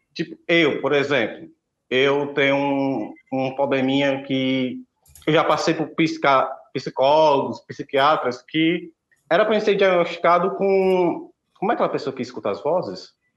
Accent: Aracati, Ceará, Brazil; o carnaval de Aracati, que é minha cidade natal, é o maior carnaval do estado de Ceará

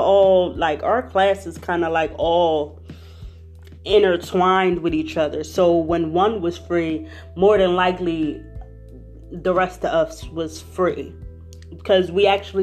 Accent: Philadelphia, Pennsylvania, United States; I am from Philadelphia. So all I know is weeds, cement, city life, cars

